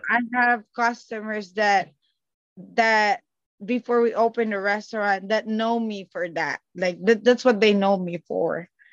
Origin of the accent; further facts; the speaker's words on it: Calabarzon, Philippines; moved away; I am from Cavite, Philippines. So we're like the next province after Manila.